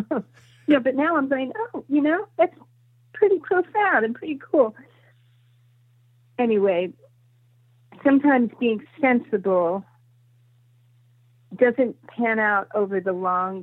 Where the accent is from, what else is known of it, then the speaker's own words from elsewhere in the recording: Los Angeles, California, United States; when I was growing up in Laurel Canyon